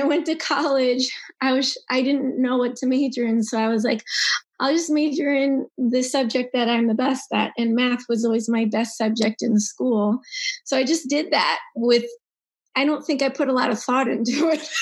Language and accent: English; New York City, New York, United States; I'm born and raised in Manhattan